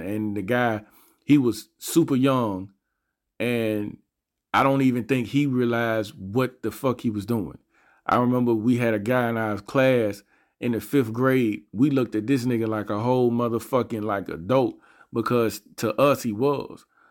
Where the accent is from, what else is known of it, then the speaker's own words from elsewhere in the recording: Montgomery, Alabama, United States; I'm from Montgomery, Alabama. I grew up in a part of Montgomery